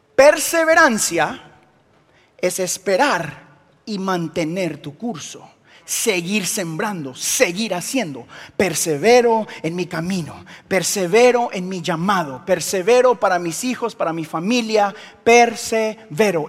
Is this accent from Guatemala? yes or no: yes; Guatemala; soy de Guatemala